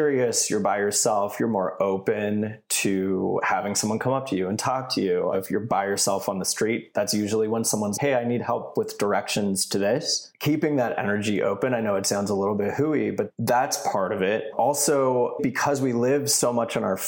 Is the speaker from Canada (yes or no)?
yes; Canada; moved away; I grew up in Canada